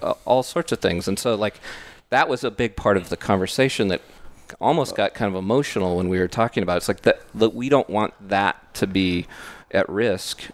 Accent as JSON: {"language": "English", "area": "Bay Area", "region": "California", "country": "United States", "tie": "born or raised there", "moved": "as an adult", "said": "we grew up in the Bay Area"}